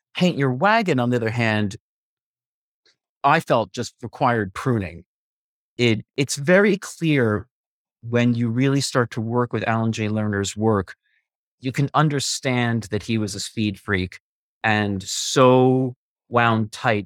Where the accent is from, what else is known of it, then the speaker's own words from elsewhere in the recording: Westfield, New Jersey, United States; also born or lived in Bayonne, New Jersey / Manhattan, New York; now in New York City, United States; I am from Bayonne, New Jersey, but raised in a little town called Westfield, and I live now on the Upper West Side of Manhattan by Lincoln Center